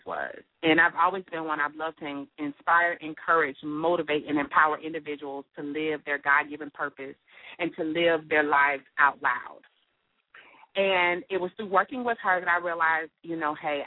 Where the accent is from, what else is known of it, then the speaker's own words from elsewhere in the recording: Miami, Florida, United States; I'm born and raised in Miami, Florida.